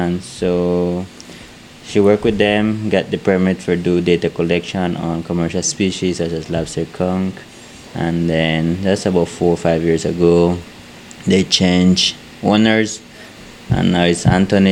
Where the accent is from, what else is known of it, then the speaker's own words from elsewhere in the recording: Belize; I was born in Belize.